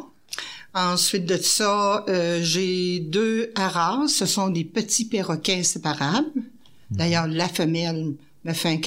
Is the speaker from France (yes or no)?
no; Quebec, Canada; Moi, je suis une Québécoise, mais j'ai pas de racines.